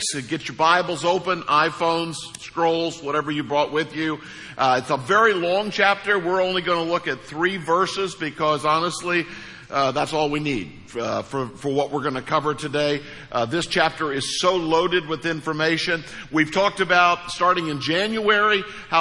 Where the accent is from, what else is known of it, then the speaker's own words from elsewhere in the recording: Missouri, United States; I'm from Missouri